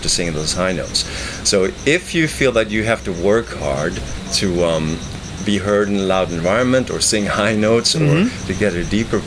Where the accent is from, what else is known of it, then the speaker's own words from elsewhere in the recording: Sweden; moved away; I'm originally from Sweden, so I worked as a performer there.